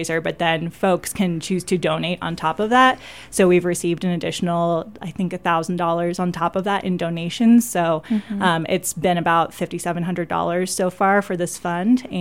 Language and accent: English; the Northwest, Pacific Northwest, United States; moved away; I'm originally from the Northwest